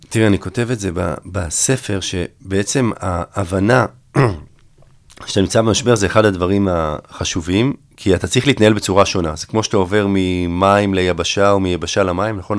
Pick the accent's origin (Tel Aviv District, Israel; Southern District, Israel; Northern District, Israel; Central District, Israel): Tel Aviv District, Israel; Herzliya; אני בעצם הייתי מעורב בקמפיינים פוליטיים ממש מחטיבת הביניים, כבר הייתי מעורב פה בהרצליה